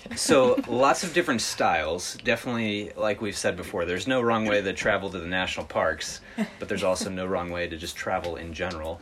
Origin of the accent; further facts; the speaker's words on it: Midwest, United States; growing up in the Midwest in a smaller city